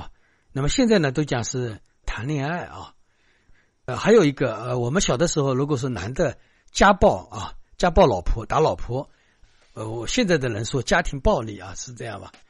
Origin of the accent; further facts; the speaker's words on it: China; 我们中国人的语言是最复杂，